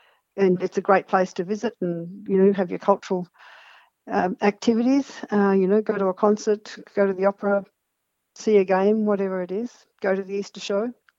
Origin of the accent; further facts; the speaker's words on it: northwest New South Wales, Australia; now in Mount Isa, Australia; I grew up on a station in northwest New South Wales.